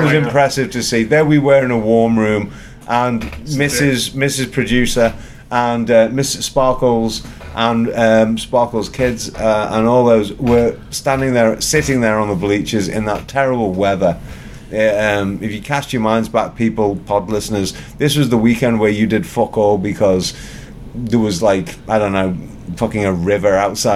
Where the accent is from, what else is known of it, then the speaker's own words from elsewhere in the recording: England, United Kingdom; moved away; I'm from England